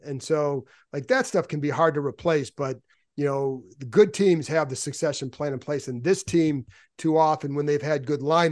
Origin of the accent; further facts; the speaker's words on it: Cleveland, Ohio, United States; I grew up in Cleveland